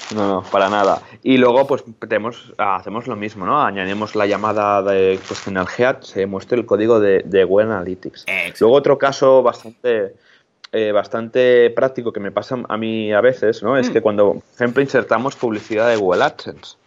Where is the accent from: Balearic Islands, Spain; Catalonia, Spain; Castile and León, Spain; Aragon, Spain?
Catalonia, Spain; Molins de Rei; yo soy de Molins de Rey, que es un pueblo que está muy cerquita de Barcelona